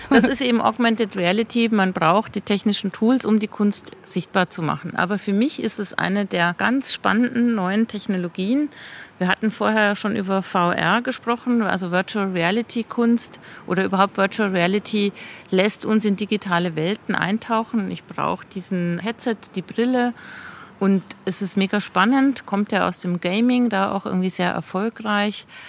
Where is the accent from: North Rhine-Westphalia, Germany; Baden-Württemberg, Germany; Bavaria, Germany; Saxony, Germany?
Bavaria, Germany; Passau; moved away as an adult; now in Basel, Switzerland; ich komme ja gebürtig aus Passau, ist auch eine Grenzstadt zu Österreich